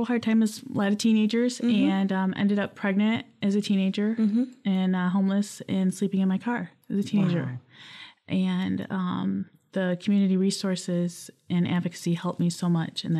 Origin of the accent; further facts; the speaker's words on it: Lansing, Michigan, United States; also born or lived in Battle Creek; So I was born in Battle Creek, but I grew up here in Lansing. I've been here since a toddler.